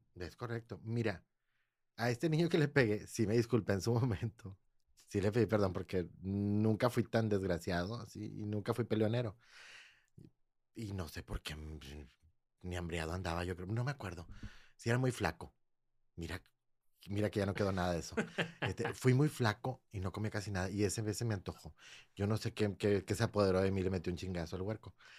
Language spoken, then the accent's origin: Spanish; San Nicolás de los Garza, Nuevo León, Mexico; also born or lived in Monterrey; yo, yo crecí en San Nicolás